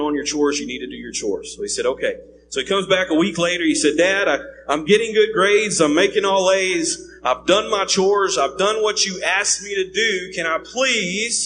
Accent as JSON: {"language": "English", "region": "East Texas", "country": "United States", "tie": "born or raised there", "said": "I grew up in East Texas, so East Texas, grew up there"}